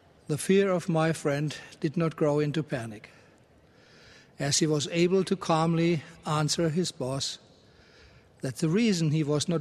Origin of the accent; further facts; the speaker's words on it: Germany; moved away; my home country of Germany